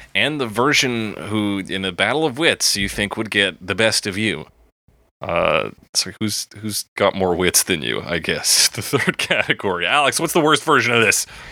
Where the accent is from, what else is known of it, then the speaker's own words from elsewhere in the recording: Canada; I'm from Canada.